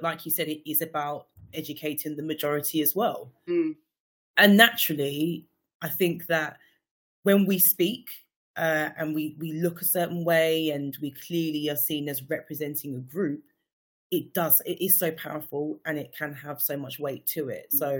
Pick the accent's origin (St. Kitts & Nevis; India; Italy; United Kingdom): St. Kitts & Nevis; St. Kitts and Nevis.